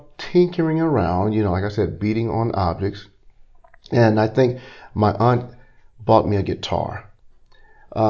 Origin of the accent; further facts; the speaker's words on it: Little Rock, Arkansas, United States; also born or lived in Beedeville, Arkansas; I was raised in Little Rock. I'm a product of the Arkansas school system